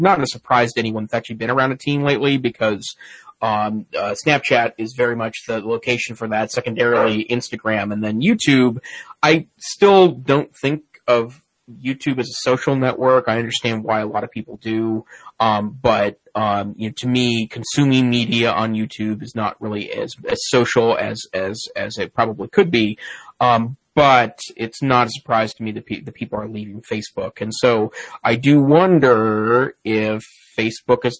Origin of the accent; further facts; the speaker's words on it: Great Falls, Montana, United States; now in Missoula, United States; I spent some time this past weekend in my hometown, Great Falls, Montana, to see my parents for Father's Day